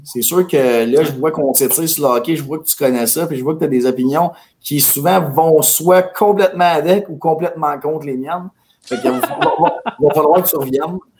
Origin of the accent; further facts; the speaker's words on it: Mirabel, Quebec, Canada; On vient de Mirabel